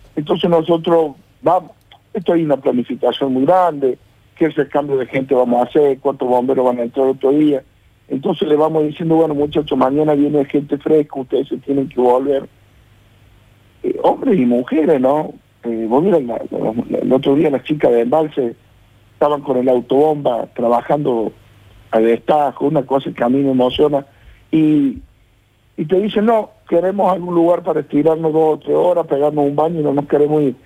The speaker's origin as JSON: {"language": "Spanish", "town": "Mayu Sumaj", "region": "Córdoba", "country": "Argentina", "tie": "born or raised there", "said": "nosotros somos nacidos en Mayuzumá"}